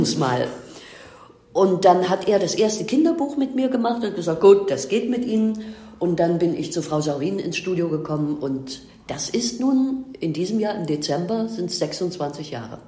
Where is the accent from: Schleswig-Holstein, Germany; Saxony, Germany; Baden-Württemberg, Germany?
Saxony, Germany; Leipzig; ich bin in Leipzig geboren, und habe hier den wunderbaren Beruf des Buchhändlers gelernt